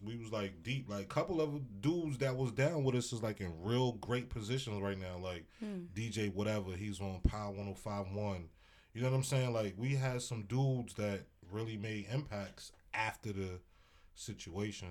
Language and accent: English; New York City, New York, United States; I'm from Brooklyn